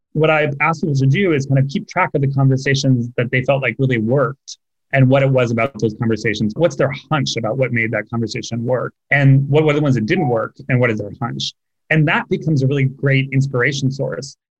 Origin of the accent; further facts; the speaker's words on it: California, United States; moved away as an adult; also born or lived in San Francisco / Los Angeles; now in New York, United States; I'd always identified as Californian